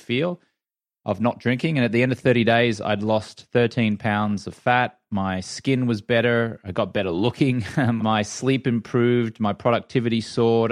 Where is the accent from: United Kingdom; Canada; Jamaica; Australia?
Australia; moved away; I grew up in Australia where the drinking culture is very much accepted there